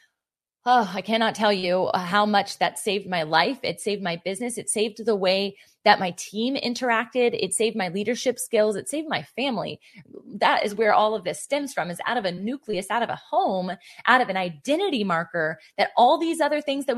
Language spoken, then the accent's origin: English; Virginia Beach, Virginia, United States; Virginia Beach, Virginia. And that's my hometown